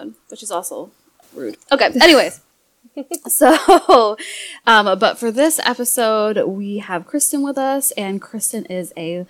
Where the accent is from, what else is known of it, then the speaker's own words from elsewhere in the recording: Maine, United States; she's a fellow Mainer.